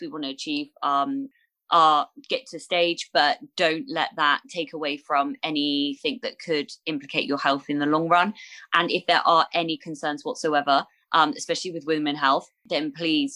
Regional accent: Bournemouth, South West England, United Kingdom; my hometown of Bournemouth

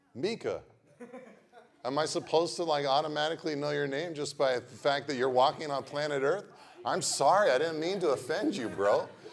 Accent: Pacific Grove, California, United States; I grew up in Pacific Grove

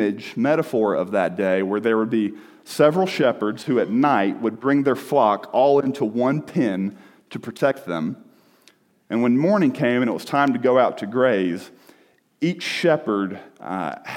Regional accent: the South, United States; I'm from the South where everybody sounds nice

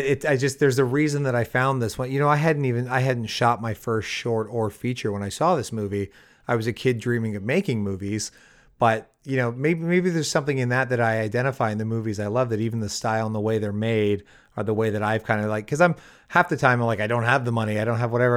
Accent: Windsor, Ontario, Canada; moved away as an adult; now in Los Angeles, United States; my hometown's Windsor

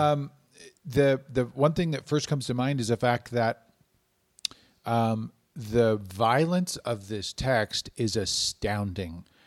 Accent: United States; as Americans

